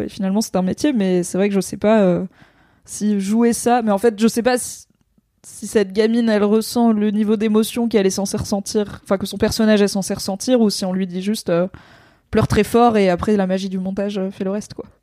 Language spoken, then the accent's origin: French; France; en tant que française